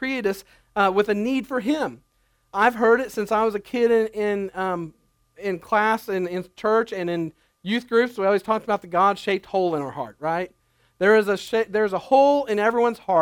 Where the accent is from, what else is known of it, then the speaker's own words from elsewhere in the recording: United States; As Americans